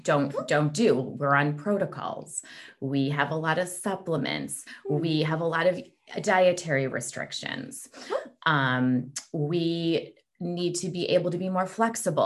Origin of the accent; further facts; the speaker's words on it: Chicago, Illinois, United States; also born or lived in Maryland / Iowa; I grew up in the Chicago in the suburbs